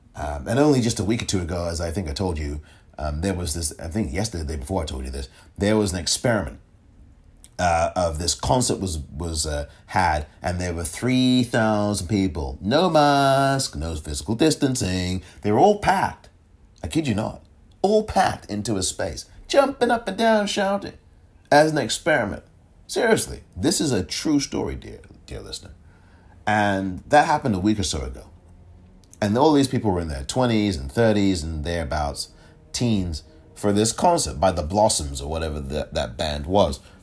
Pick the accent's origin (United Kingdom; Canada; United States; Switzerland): United Kingdom; England; I am from England